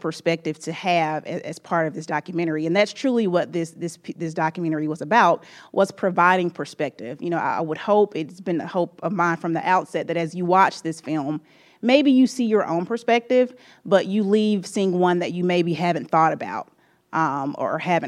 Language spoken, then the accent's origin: English; Mississippi, United States; I am a Southerner. I am a proud Mississippian.